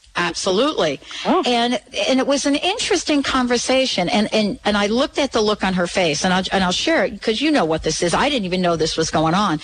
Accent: Plainfield, New Jersey, United States; now in Seattle, United States; I grew up in Jersey, graduated from Plainfield High School

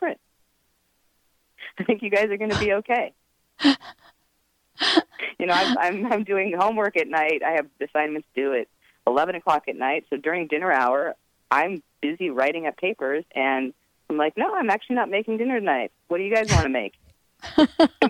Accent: Edmonds, Washington, United States; now in Marin County, United States; I grew up in Edmonds, Washington, in the suburbs

